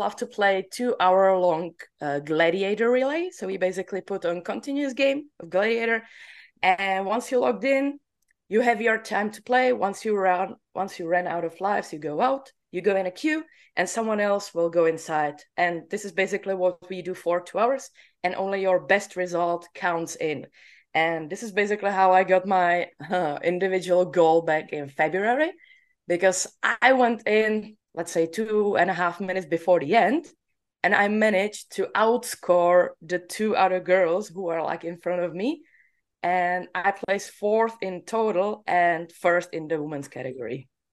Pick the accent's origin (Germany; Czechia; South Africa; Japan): Czechia; I'm from Czech Republic